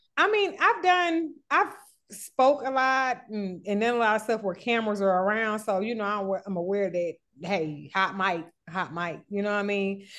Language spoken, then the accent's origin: English; Atlanta, Georgia, United States; I'm from Atlanta